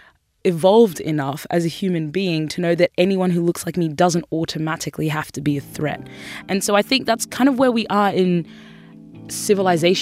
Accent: Sudan; now in Australia; I was born in Sudan

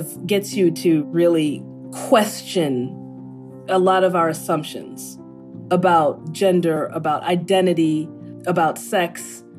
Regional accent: United States; for me, being Nigerian American, I think that I come at it with a point of view that I think suits the character.

